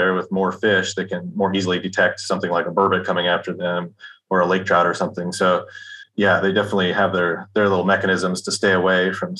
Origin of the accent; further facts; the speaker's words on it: Montana, United States; now in Alaska, United States; Yeah, I grew up in Montana.